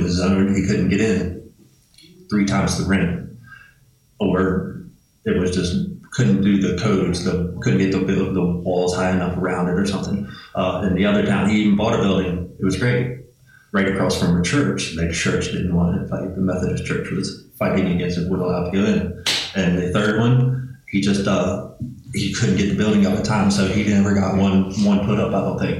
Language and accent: English; West Virginia, United States; moved away; West Virginia, where I'm from. I went back home.